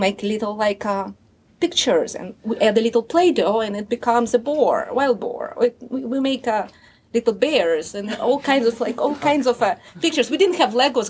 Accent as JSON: {"language": "English", "country": "Russia", "tie": "born or raised there", "first_language": "Russian", "second_language": "English", "moved": "yes", "said": "I grew up in Russia"}